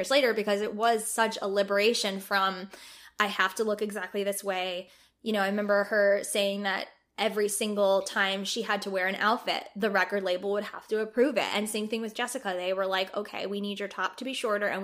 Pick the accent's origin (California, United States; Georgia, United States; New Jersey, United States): New Jersey, United States; I'm from New Jersey. So I've spent my whole life spending a lot of time at the Jersey Shore during the summer.